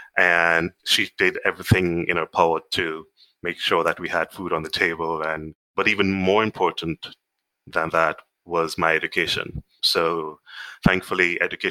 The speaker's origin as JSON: {"language": "English", "town": "Kingston", "country": "Jamaica", "tie": "born or raised there", "moved": "as an adult", "lives_now": "United Kingdom", "said": "I'm Jamaican. I grew up in a little town called Kingston, which is the capital of the country."}